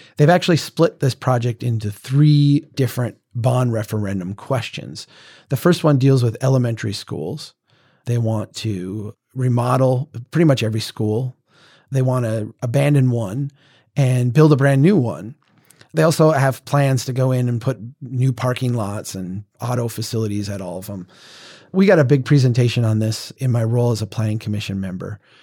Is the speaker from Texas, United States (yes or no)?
no; central Minnesota, United States; here in my hometown